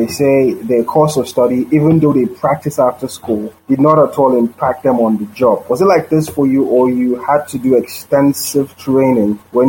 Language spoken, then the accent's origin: English; Lagos, Nigeria; also born or lived in Maiduguri, Nigeria; I studied primary, secondary school in Lagos